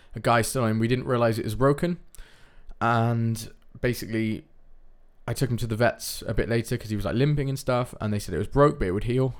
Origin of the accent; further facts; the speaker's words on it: United Kingdom; now in Netherlands; I'm from the United Kingdom